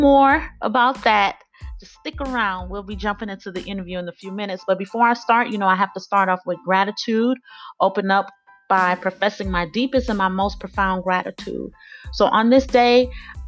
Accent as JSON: {"language": "English", "town": "Miami", "region": "Florida", "country": "United States", "tie": "born or raised there", "said": "my hometown"}